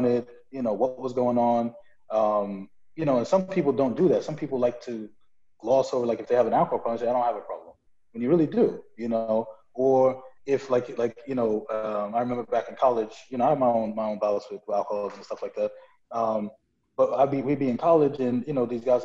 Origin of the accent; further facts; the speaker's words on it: New York City, New York, United States; I'm from Brooklyn